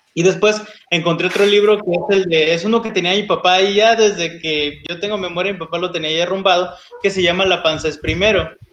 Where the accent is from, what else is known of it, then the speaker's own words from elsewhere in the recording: Oaxaca, Mexico; moved away; como yo soy de Oaxaca, me traigo chocolate de allá